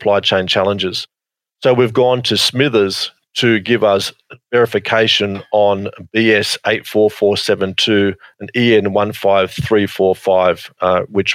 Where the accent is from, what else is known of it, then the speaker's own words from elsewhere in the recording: Australia; Australia is my hometown, in my home country. I am very patriotic about Australia